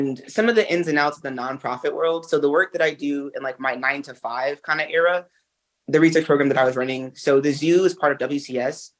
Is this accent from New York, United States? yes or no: yes; New York City, New York, United States; urban kids like myself, like I'm from Brooklyn.